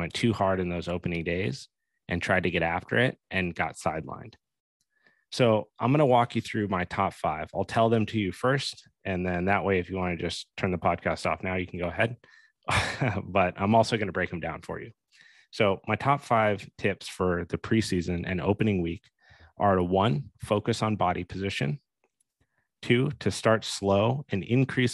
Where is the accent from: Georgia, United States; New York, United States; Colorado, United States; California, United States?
Colorado, United States; Steamboat Springs; in Colorado, for example, where I grew up in Steamboat